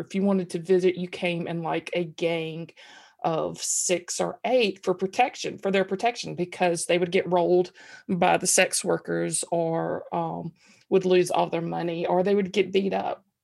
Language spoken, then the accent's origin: English; Columbus, Mississippi, United States; now in Alabama, United States; my hometown, Columbus, Mississippi